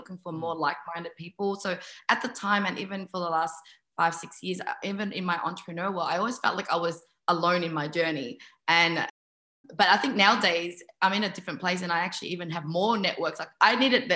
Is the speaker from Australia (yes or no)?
yes; Melbourne, Victoria, Australia; moved away as an adult; now in Sydney, Australia; I moved from Melbourne to Sydney, and Melbourne was that place of my childhood